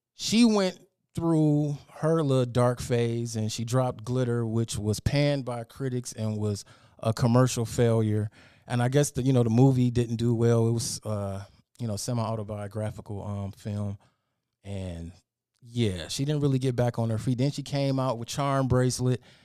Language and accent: English; Detroit, Michigan, United States; I'm from Detroit, Michigan